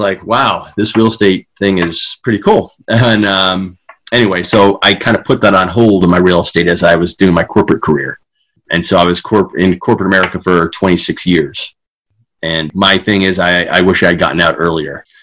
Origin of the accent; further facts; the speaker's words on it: Long Island, New York, United States; now in Granger, United States; So I was born and raised in Long Island, New York.